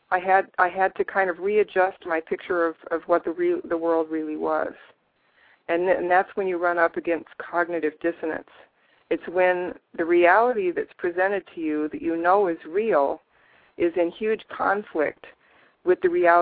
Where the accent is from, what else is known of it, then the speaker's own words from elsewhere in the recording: United States; I grew up in the United States of America.